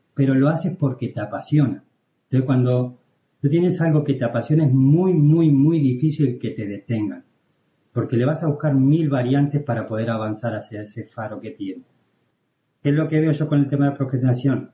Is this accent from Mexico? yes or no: no; Argentina; moved away as an adult; now in Spain; yo me fui de Argentina